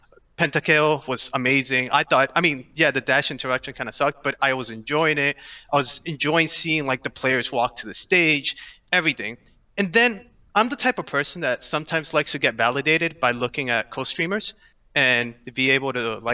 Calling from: Orlando, Florida, United States; Orlando, Florida.

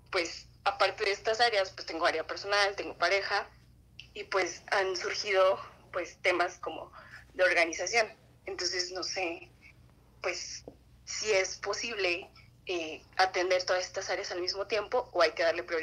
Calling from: Toluca, State of Mexico, Mexico; de Toluca, Estado de México.

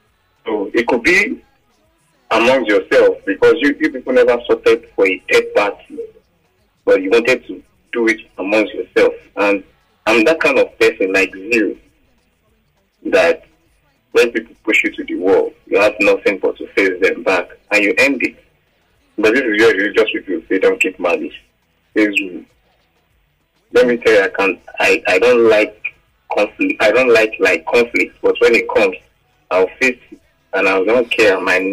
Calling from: Lagos, Nigeria; calling from Lagos Island.

